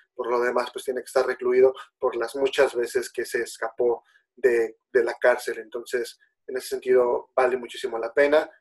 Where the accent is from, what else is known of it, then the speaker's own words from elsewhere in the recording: Mexico; nosotros como mexicanos